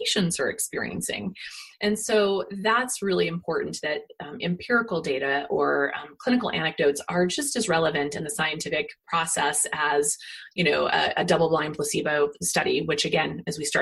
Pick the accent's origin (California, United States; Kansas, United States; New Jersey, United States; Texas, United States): Kansas, United States; moved away; where I grew up in Kansas